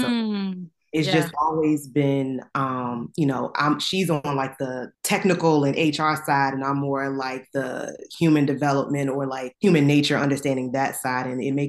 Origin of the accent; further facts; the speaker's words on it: Richmond, Virginia, United States; I am from Richmond, Virginia as well.